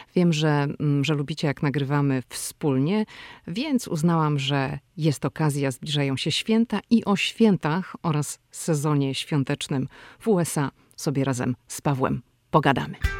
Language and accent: Polish; Poland; moved away as an adult; now in United States; przyjechaliśmy z Polski i wyrastaliśmy w domach, gdzie choinkę ubierało się no albo w Wigilię